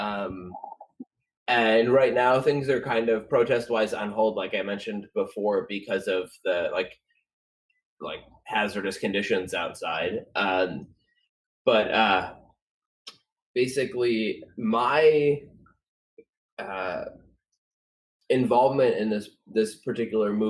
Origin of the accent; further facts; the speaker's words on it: Chicago, Illinois, United States; now in Portland, United States; I come from Chicago